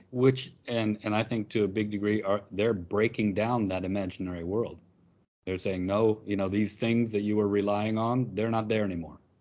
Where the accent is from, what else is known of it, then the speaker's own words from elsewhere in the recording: United States; moved away; as an American, I was often coming into class